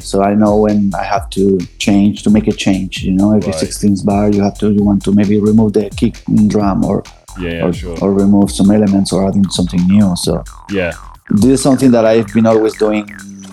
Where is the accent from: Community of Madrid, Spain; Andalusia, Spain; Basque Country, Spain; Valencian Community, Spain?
Andalusia, Spain; moved away; I'm originally from Andalusia, from a region in the south. I'm from a small town which is near between Cordoba and Granada.